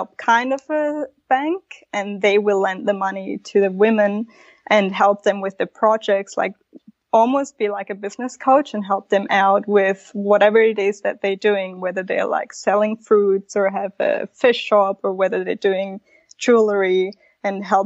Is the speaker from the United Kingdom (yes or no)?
no; Switzerland; first language Spanish; English is a second language; moved away as an adult; also born or lived in Mexico / Australia; I was born in Mexico. And then we moved to Switzerland because my dad's born and raised in Switzerland, but he's actually Italian. So grew up my whole life in Switzerland.